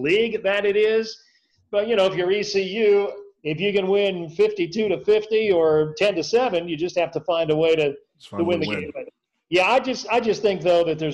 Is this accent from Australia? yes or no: no; Ohio, United States; moved away as an adult; now in Greenville, United States; I grew up in Ohio